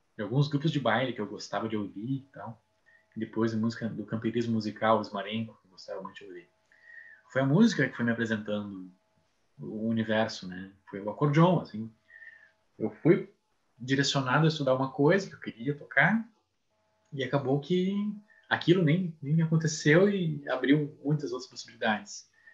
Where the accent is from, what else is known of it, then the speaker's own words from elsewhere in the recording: São Leopoldo, Rio Grande do Sul, Brazil; now in Santa Maria, Brazil; São Leopoldo, que é minha terra natal